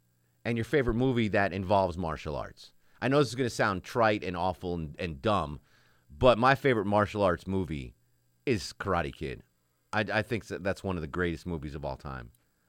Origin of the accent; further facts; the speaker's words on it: Connecticut, United States; So growing up in Connecticut, when you would go to the liquor store, we called them package stores for some reason.